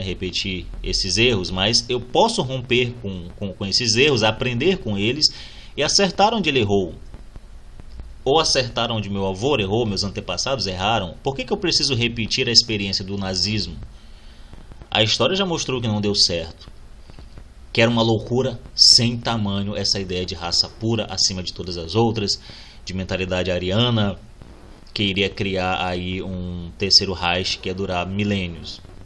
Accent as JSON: {"language": "Portuguese", "country": "Brazil", "said": "nos define como brasileiros"}